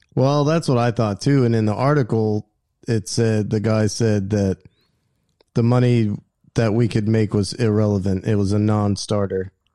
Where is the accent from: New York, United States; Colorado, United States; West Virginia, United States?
West Virginia, United States; I've known since I was a kid growing up in West Virginia